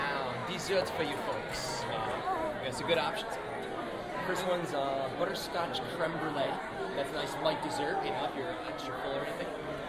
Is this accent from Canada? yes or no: yes; Leamington, Ontario, Canada; now in United States; I am from Leamington, Ontario, which is a town spawned from Detroit.